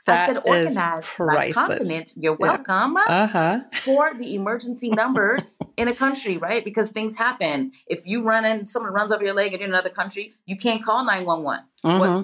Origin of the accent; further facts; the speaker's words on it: San Diego, California, United States; first language English; moved away as an adult; also born or lived in Macedonia; now in Spain; growing up in San Diego, so close to the Mexican